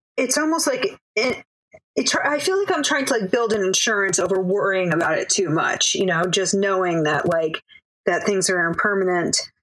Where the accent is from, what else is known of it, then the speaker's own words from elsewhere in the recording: Manchester, Connecticut, United States; moved away as an adult; also born or lived in Baltimore, Maryland / Chicago, Illinois / New York; now in Brooklyn, New York, United States; I grew up in Manchester, Connecticut